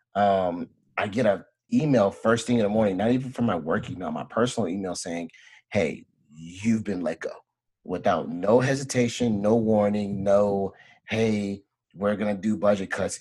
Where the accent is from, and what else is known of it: Beaumont, Texas, United States; born or raised there; moved away